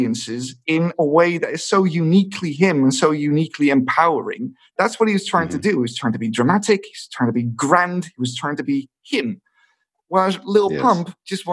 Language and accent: English; Rotterdam area, South Holland, Netherlands; first language English and Dutch; I'm half Scottish and I'm from the Rotterdam area